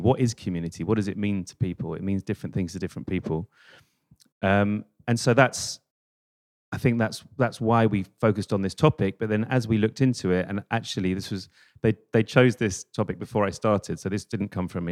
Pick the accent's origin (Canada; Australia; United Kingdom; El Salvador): United Kingdom; London; I was this idiot from London, like 18